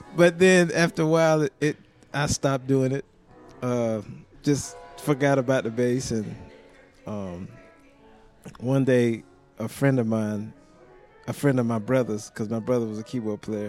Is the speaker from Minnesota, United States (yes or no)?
no; South Carolina, United States; now in Nashville, United States; I'm from South Carolina